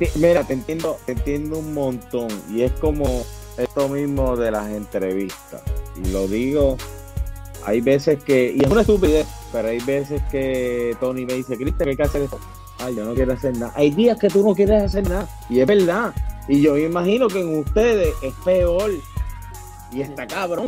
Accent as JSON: {"language": "Spanish", "country": "Puerto Rico", "said": "como puertorriqueños"}